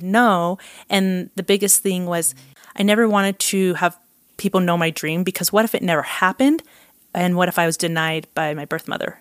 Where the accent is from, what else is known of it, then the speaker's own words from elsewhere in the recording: Provo, Utah, United States; also born or lived in Costa Rica; I grew up in Provo, Utah